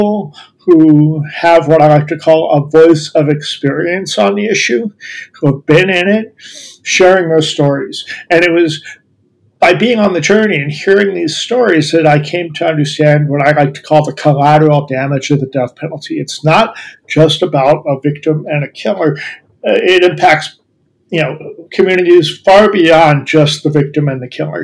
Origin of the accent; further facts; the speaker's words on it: Columbus, Ohio, United States; I'm from Ohio. I grew up in Columbus. That's where I live now.